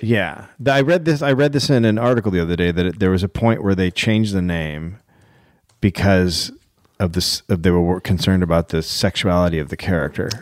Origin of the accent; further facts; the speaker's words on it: United States; I'm from America